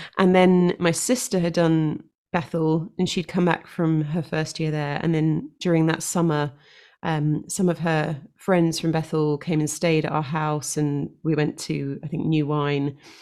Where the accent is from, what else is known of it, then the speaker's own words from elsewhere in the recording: London, United Kingdom; moved away as an adult; now in Devon, United Kingdom; born and raised in London